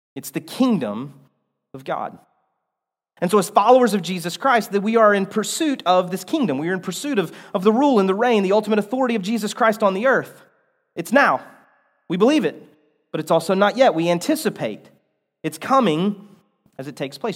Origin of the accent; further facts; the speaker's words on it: United States; I have a sense of pride about being an American